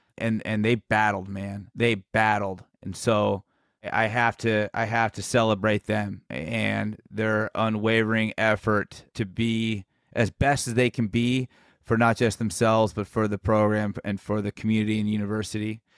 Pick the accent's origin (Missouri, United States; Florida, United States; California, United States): California, United States; San Carlos; where I was born and raised in San Carlos